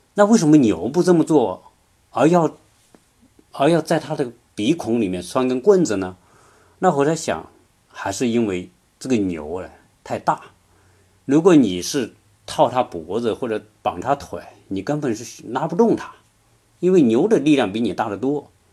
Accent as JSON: {"language": "Chinese", "country": "China", "said": "我们中国人来说可能会有一个联想"}